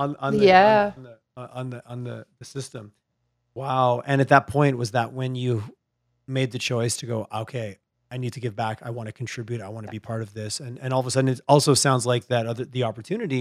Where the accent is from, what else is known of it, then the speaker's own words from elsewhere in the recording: Quebec, Canada; now in Calgary, Canada; I grew up in Quebec